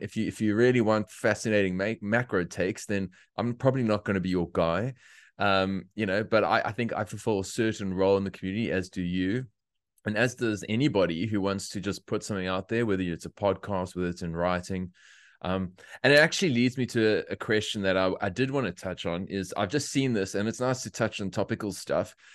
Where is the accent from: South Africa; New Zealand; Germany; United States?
South Africa; moved away as an adult; now in Australia; I'm a South African, came here, uh, it's almost five and a half years now